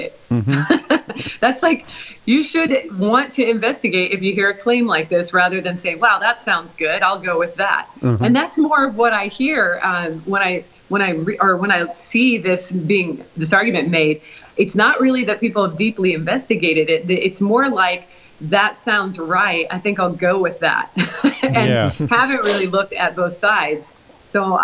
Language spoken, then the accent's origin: English; Portland, Oregon, United States; moved away; also born or lived in Oklahoma; Originally, I'm from Portland, Oregon